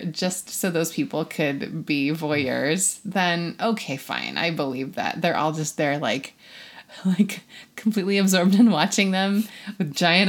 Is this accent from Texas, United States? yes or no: no; Seattle, Washington, United States; Incidentally, we're from Seattle.